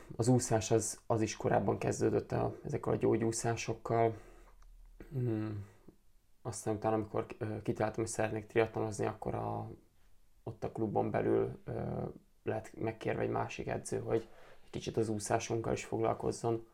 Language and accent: Hungarian; Kaposvár, Somogy, Hungary; Kaposvári vagyok